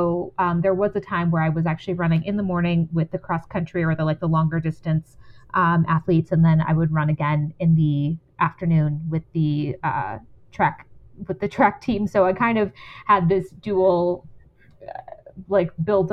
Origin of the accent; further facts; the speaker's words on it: San Antonio, Texas, United States; Yeah, I grew up in San Antonio, Texas